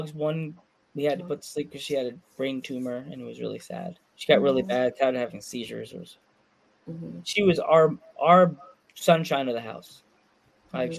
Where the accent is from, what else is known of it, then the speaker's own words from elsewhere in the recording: Long Island, New York, United States; I grew up on Long Island